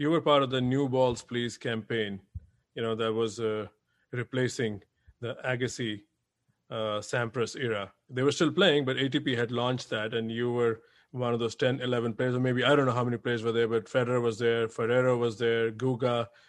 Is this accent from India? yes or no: yes; India; moved away; I come from India